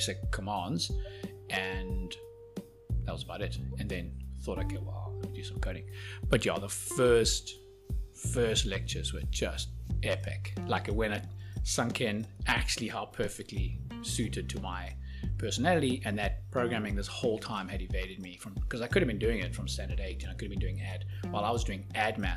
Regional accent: Johannesburg, Gauteng, South Africa; moved away as an adult; also born or lived in Cape Town; growing up in Joburg

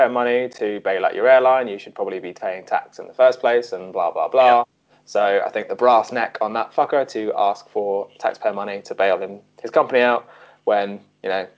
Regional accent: United Kingdom; as the British public

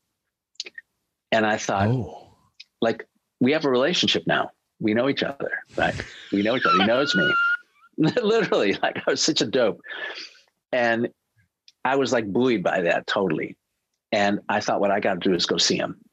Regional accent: Chicago, Illinois, United States; also born or lived in Rochester; I grew up in Chicago.

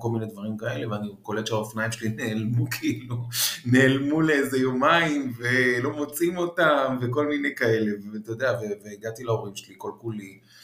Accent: Israel; also born or lived in Paris, France; נולדתי בארץ ואז נסענו לחמש שנים וחזרתי

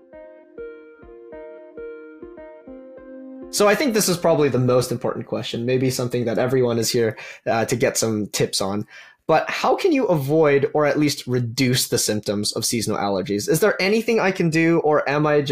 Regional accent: Calgary, Alberta, Canada; I'm originally from Calgary

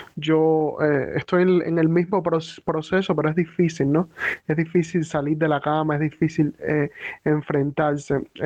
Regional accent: Cuba; moved away as an adult; salí de Cuba

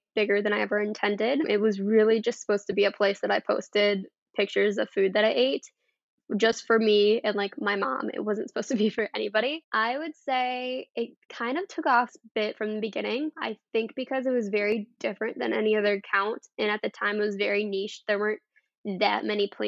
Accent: Rockford, Illinois, United States; moved away as an adult; now in Madison, United States; I grew up in Rockford, Illinois, very, very Midwest town, and then right now I currently live in Madison, Wisconsin.

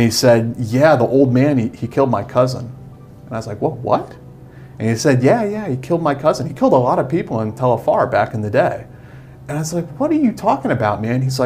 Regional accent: Westchester County, New York, United States; I came from Westchester County, New York

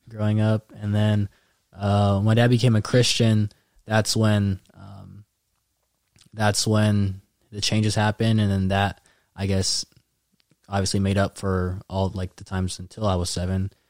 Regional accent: Daly City, California, United States; also born or lived in San Mateo, California / Rocklin, California; I was born there. Went to elementary school there

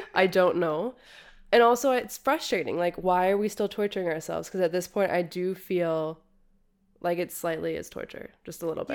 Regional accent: United States; I'm American

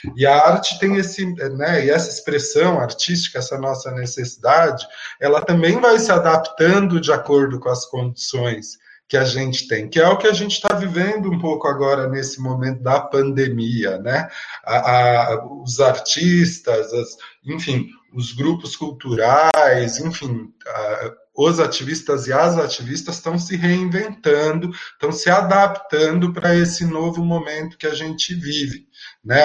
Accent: São Paulo, Brazil; Eu venho da periferia da Zona Sul de São Paulo

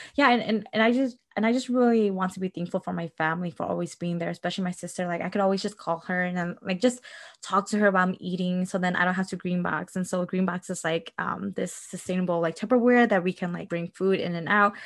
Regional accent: Milwaukee, Wisconsin, United States; I grew up in Milwaukee, Wisconsin

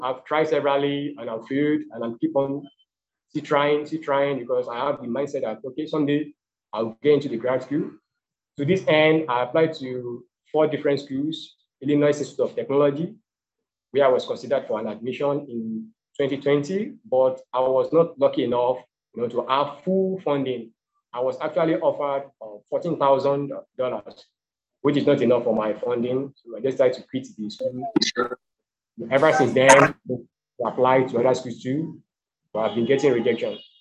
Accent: Ibadan, Oyo, Nigeria; also born or lived in Lagos State, Nigeria; now in Lagos, Nigeria; I was born in Ibadan, and Ibadan is located in the south western part of Nigeria. So I later moved to Lagos State

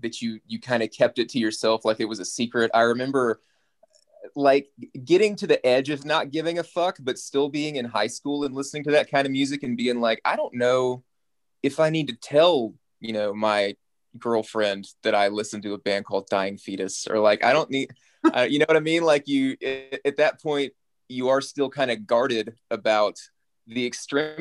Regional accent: South Arkansas, United States; also born or lived in Little Rock, Arkansas; I grew up in South Arkansas

